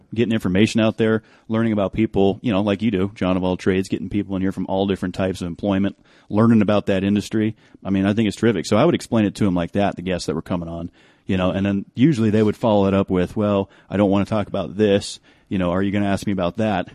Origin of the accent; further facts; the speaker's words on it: New England, United States; moved away as an adult; now in Denver, United States; I'd lived in New England my whole life, hadn't seen anything west